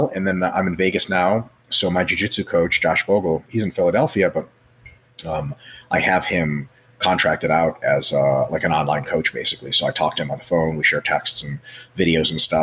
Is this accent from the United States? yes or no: no; Russia; moved away; I grew up in Russia